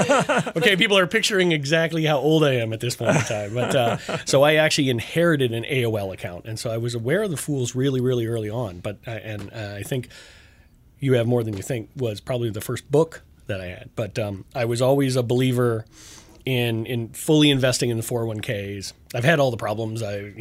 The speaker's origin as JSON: {"language": "English", "region": "Colorado", "country": "United States", "said": "I am from Colorado. And I'm lucky enough to have graduated from literally Rocky Mountain High."}